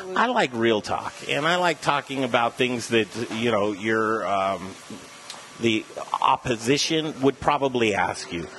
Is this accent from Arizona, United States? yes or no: no; Denver, Colorado, United States; Denver, Colorado, I'm a native boy, 47 years. I grew up in Cherry Creek.